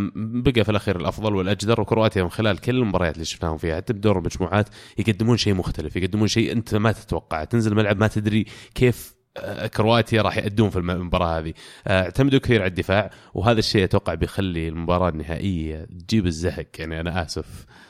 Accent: Saudi Arabia; انا كسعودي

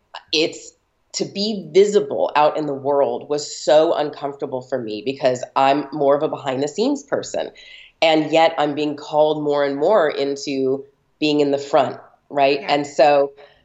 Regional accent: Los Angeles, California, United States; I'm born and raised in Los Angeles

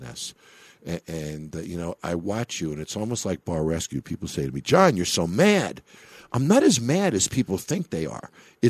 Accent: New York, United States; also born or lived in Chicago / Florida; now in Las Vegas, United States; I grew up in New York. I was a Rangers fan, but I lived in Chicago for many years

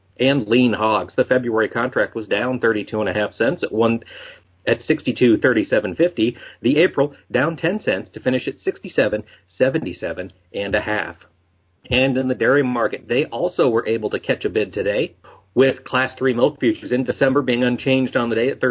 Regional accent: Midwest, United States; as a Midwesterner

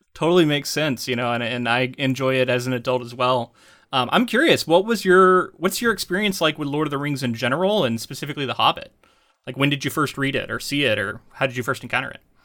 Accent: Florida, United States; moved away; I'm from Florida

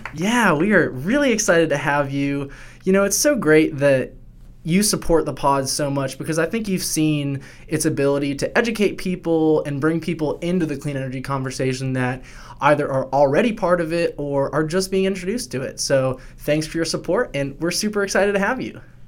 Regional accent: Asheville, North Carolina, United States; I'm from Asheville. My family lives in Asheville

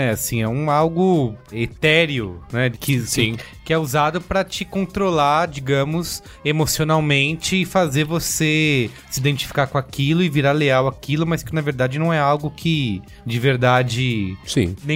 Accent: Santos, São Paulo, Brazil; Santos! Sou de Santos!

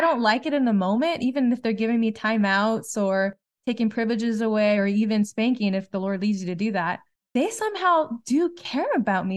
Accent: Southern California, United States; we're from Southern California

